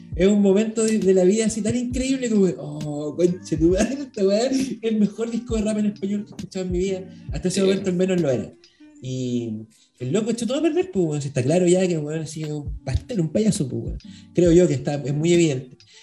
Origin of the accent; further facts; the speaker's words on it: Santiago, Santiago Metropolitan Region, Chile; soy de un pasaje culiable en la feria weón que no es, que es como de casas de tres pisos de, de blocks, ¿cachai? Como una población, de hecho, como que tiene nombre de villa, porque la Florida es una muy arribista